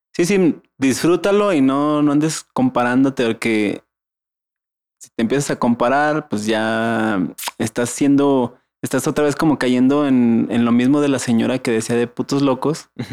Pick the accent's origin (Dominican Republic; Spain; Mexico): Mexico; para nuestra idiosincrasia como mexicanos